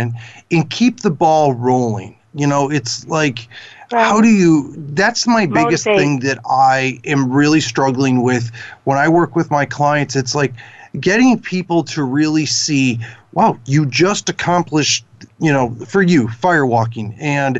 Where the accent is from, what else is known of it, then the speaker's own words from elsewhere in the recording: Chicago, Illinois, United States; I'm from Chicago